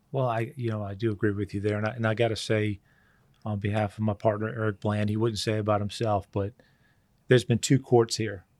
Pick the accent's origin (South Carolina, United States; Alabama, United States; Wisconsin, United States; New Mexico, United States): South Carolina, United States; Charleston; just a redneck kid from Charleston